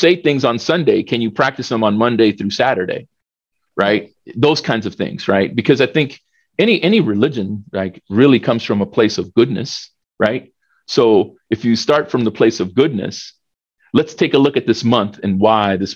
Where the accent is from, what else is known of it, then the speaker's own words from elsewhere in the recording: El Salvador; I was born in El Salvador